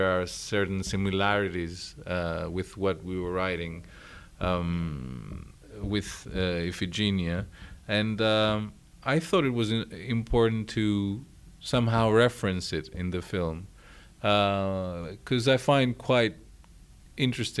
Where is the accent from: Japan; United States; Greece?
Greece; you are taught most of these tragedies and about those writers in school in Greece